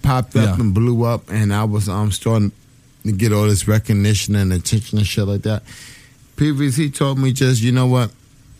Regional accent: Bed-Stuy, New York, United States; I grew up in Bed-Stuy. I went to Murder High. I went to Thomas Jefferson High School

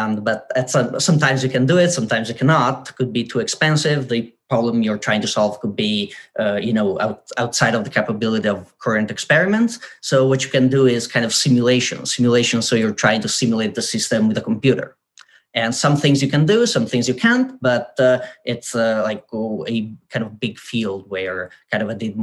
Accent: northern Italy, Italy; moved away as an adult; also born or lived in United Kingdom; I'm from like a tiny village in the mountains of northern Italy, like literally 600 people, so tiny place.

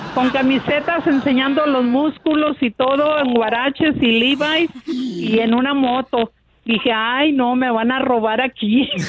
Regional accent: Escuinapa, Sinaloa, Mexico; moved away as an adult; now in United States; yo soy de Sinaloa

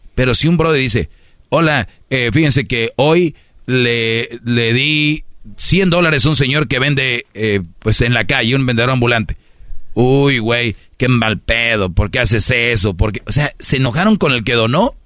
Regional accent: Monterrey, Nuevo León, Mexico; moved away; soy de Monterrey

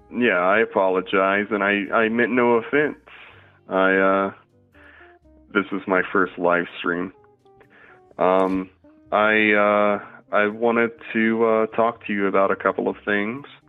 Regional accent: Louisiana, United States; moved away; moved back to my hometown in Louisiana at the age of 19

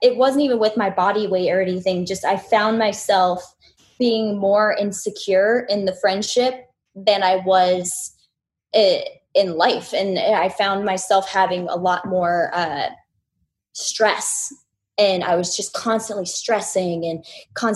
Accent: Orlando, Florida, United States; I'm from Orlando

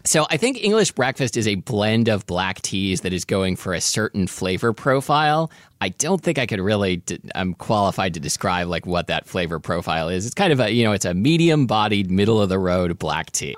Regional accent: Portland, United States; we would get stash tea sometimes growing up in Portland

